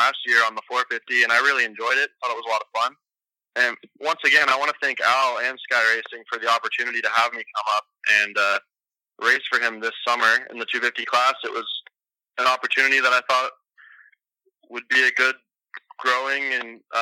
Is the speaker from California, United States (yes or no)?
yes; Los Angeles, California, United States; I'm from Los Angeles, California